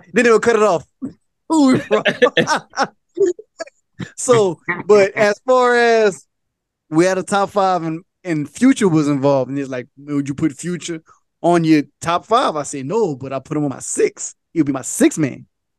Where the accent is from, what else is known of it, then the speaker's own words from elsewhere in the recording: Louisiana, United States; I'm from Louisiana